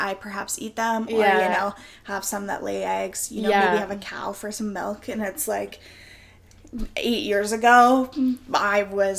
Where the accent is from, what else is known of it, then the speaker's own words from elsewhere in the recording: East Coast, Canada; I think there was a real shift for me when I moved from the East Coast, the actual East Coast Canada, which we'll expand on later. But when I moved from the East Coast to the West Coast